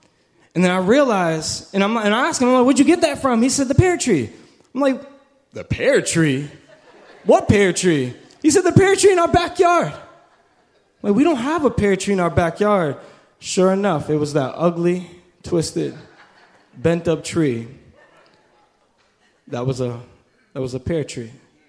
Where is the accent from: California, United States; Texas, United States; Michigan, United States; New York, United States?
New York, United States; now in Orlando, United States; Listen, when I moved to Orlando from New York, I thought that was the country. I thought Orlando was the country.